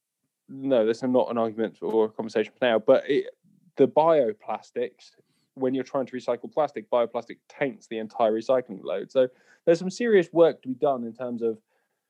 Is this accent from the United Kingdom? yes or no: yes; Salisbury, South West England, United Kingdom; I was born. I was born in Salisbury District Hospital